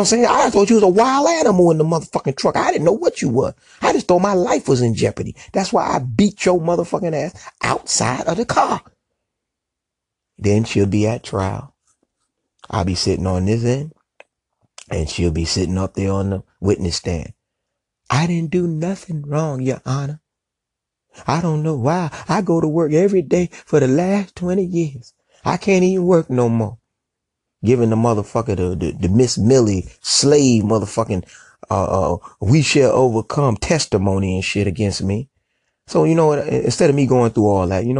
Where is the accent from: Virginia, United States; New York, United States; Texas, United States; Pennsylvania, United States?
New York, United States; moved away as an adult; also born or lived in South Carolina / Atlanta, Georgia; I'm from New York, but I was hustling in South Carolina